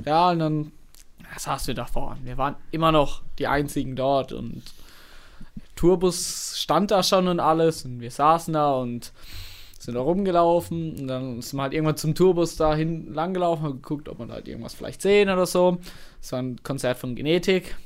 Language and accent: German; Karlsruhe, Baden-Württemberg, Germany; woher ich komme. Habe ich gesagt, ja, nee, Karlsruhe